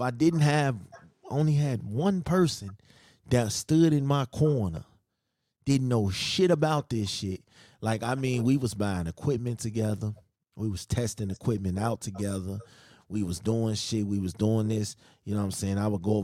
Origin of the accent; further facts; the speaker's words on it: Chicago, Illinois, United States; moved away; I'm from Chicago